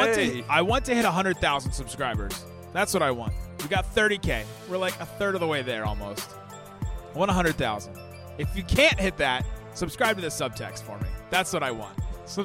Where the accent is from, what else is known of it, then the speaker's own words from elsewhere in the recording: Ohio, United States; Maybe this is not a Texas thing, but I grew up in Ohio